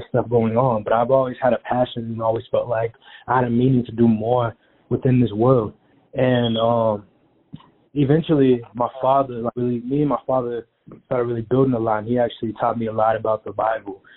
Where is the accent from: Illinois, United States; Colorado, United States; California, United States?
Colorado, United States; Aurora; also born or lived in Denver, Colorado; I'm from Denver, Colorado. I was pretty much raised in Aurora, Colorado.